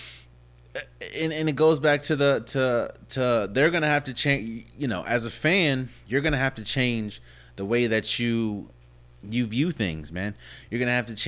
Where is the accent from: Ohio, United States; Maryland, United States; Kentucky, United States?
Maryland, United States; also born or lived in Cheverly, Maryland / Washington, D.C.; I'm from Maryland. I've lived in Maryland and D.C. my entire life.